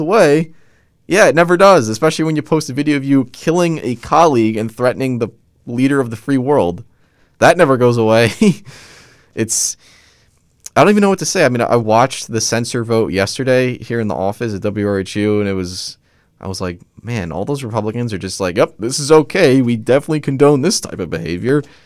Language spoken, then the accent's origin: English; United States; I'm an American